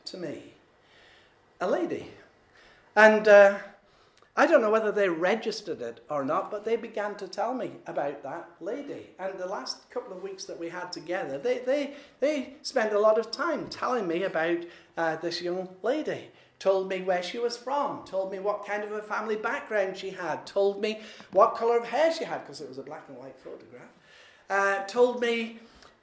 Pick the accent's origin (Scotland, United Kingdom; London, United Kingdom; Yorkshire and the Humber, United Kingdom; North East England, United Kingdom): Yorkshire and the Humber, United Kingdom; I'm a Yorkshireman